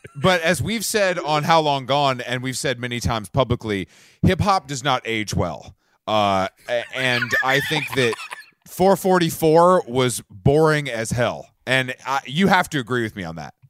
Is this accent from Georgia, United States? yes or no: yes; Atlanta, Georgia, United States; I'm from Atlanta